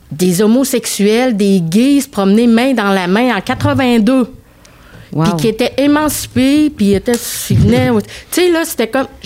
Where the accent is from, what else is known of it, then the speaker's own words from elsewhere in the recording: Quebec, Canada; also born or lived in Cairo, Egypt; je suis d'origine syrienne, mais je suis née au Caire en Égypte et je suis arrivée à l'âge de 5 ans au Québec.